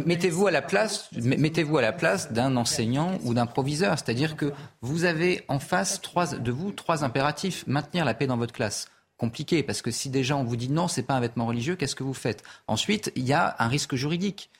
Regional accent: Clermont-Ferrand, Auvergne-Rhône-Alpes, France; moi je viens de Clermont-Ferrand.

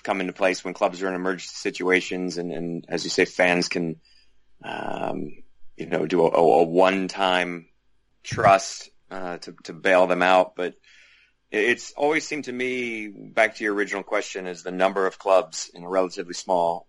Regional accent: United States; moved away as an adult; also born or lived in England; as an American living in England at the time

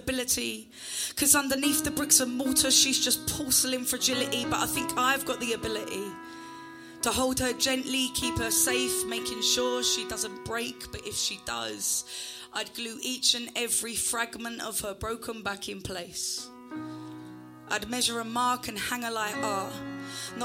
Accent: Essex, East of England, United Kingdom; I'm from Essex and that's how I talk

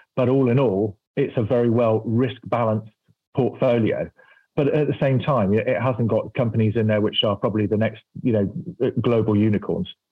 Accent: United Kingdom; I'm British

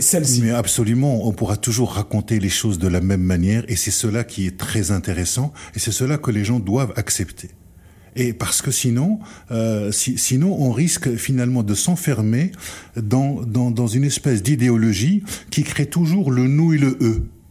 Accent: France; nous en tant que Français

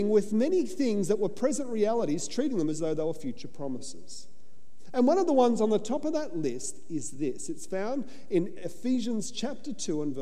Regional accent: Australia; I'm an Aussie. So I'm just sitting back. I come from convict stock

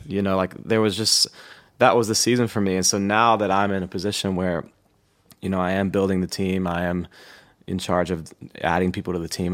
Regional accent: Thompson Station, Tennessee, United States; I grew up s, just south of Nashville in a little city called Thompson Station

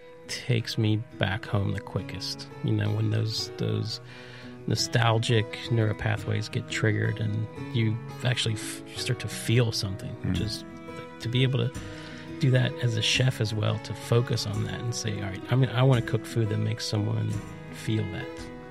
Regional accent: Appalachia, United States; also born or lived in Low Country; And so I grew up in Appalachia and spent a huge chunk of my life in the Low Country.

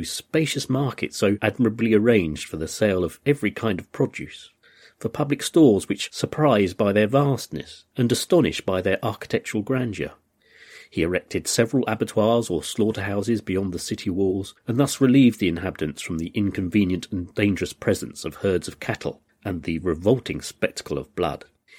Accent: United Kingdom; As a British person, we were always at war with France, and so they were kind of our nearest and dearest enemies.

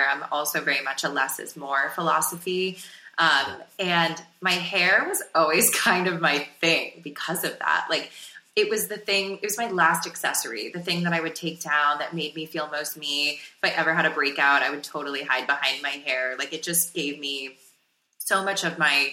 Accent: South Florida, United States; growing up in South Florida

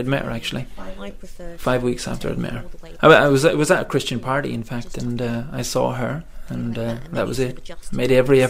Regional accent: Coventry, West Midlands, United Kingdom; I'm a Gori resident. I was born in Coventry, England, but my parents are Irish. My grandparents are Irish, so my history is Irish. And I was brought up here, basically.

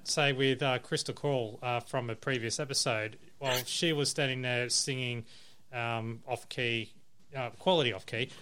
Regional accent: Campbelltown, New South Wales, Australia; now in Gold Coast, Australia; I'm based on the Gold Coast, but I come from New South Wales, or mainly Southwest Sydney, Campbelltown

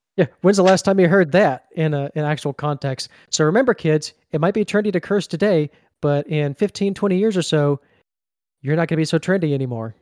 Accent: Mississippi, United States; Mississippi down here, born and born and raised and still here

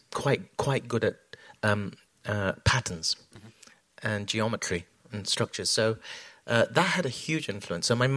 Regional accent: London, United Kingdom; when I was born, we grew up in South London

